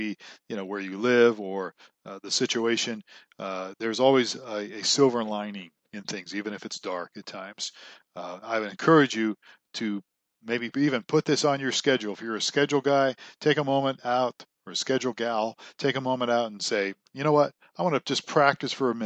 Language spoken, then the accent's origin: English; Ohio, United States; I grew up in Ohio, and my father worked for a strip mine company